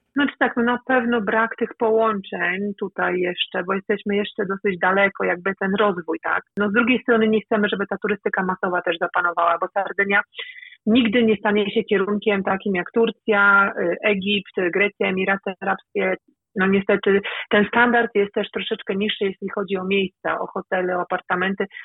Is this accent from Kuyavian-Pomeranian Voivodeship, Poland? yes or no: no; Elbląg, Warmian-Masurian Voivodeship, Poland; moved away as an adult; now in Sardinia, Italy; w Elblągu na ulicy, tam gdzie, skąd pochodzę